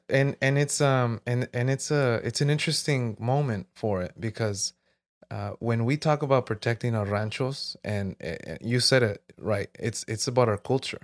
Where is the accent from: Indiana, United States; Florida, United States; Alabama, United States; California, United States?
California, United States; Jurupa Valley; also born or lived in South Gate, California; I grew up here in Miraloma